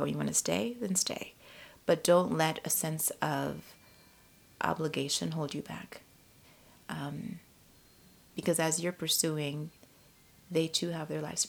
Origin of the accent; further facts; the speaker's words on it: New England, United States; moved away as an adult; also born or lived in Africa; now in Washington, D.C., United States; I grew up in New England, and I came to college in D.C.